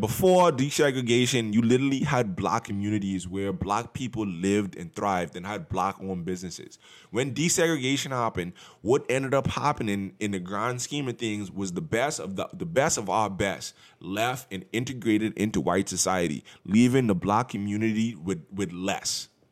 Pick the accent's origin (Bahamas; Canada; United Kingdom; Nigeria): Bahamas; now in United States; growing up in the Bahamas